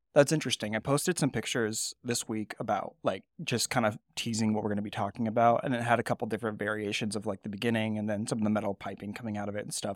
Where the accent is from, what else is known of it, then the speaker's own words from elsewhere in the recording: California, United States; moved away as an adult; I grew up in California, I actually worked at In-N-Out in col-, in high school and early college